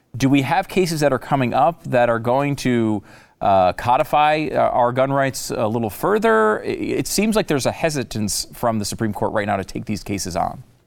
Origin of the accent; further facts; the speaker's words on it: Connecticut, United States; I grew up in Connecticut